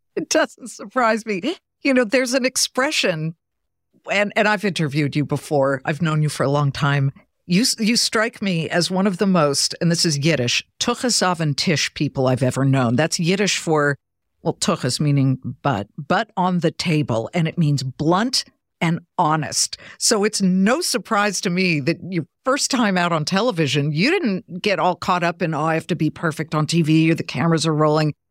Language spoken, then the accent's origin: English; Beverly Hills, California, United States; moved away as an adult; also born or lived in Columbus, Ohio / Cleveland, Ohio / Boston; I was born in L A. Actually, I grew up in Beverly Hills